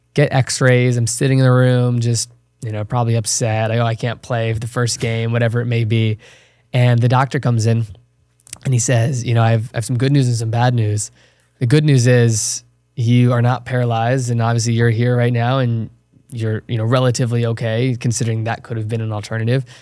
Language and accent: English; Chesterfield County, Virginia, United States; moved away as an adult; I was born and raised small town in Virginia. It's called Chesterfield County, thirty minutes south of Richmond.